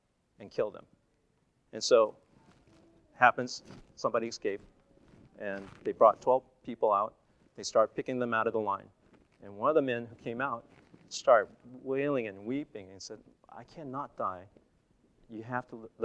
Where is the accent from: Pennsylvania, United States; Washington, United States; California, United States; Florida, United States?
California, United States; Monterey; I went back to my hometown, Monterey